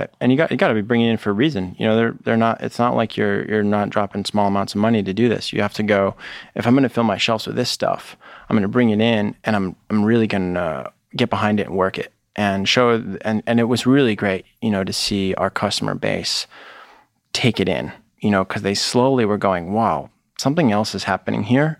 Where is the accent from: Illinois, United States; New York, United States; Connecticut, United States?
Connecticut, United States; moved away as an adult; also born or lived in Vermont; now in Boston, United States; I grew up in Connecticut, um, basically through high school